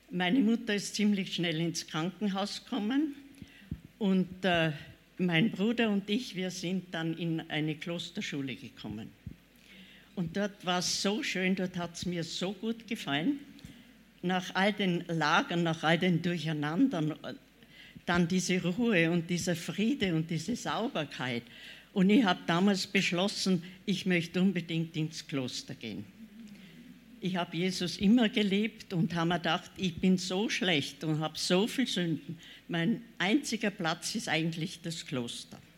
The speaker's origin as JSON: {"language": "German", "country": "Czechia", "tie": "born there", "said": "Ich bin in der Tschechei geboren, also in der heutigen Tschechei. Wir, wir, äh, mein Vater war damals arbeitslos. Ich bin geboren 1934."}